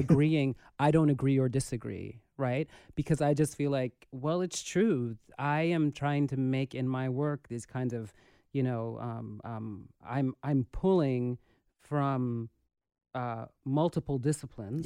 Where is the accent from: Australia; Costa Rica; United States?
United States; New York City, New York; growing up in the Bronx